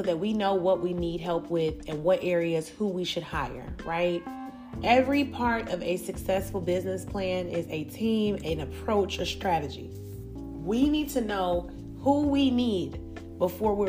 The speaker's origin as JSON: {"language": "English", "town": "Chicago", "region": "Illinois", "country": "United States", "tie": "born or raised there", "said": "I grew up in Chicago"}